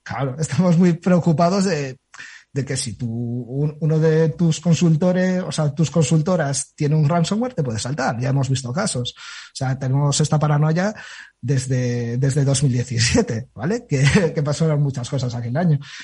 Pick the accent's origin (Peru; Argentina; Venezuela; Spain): Spain; Galicia; soy gallego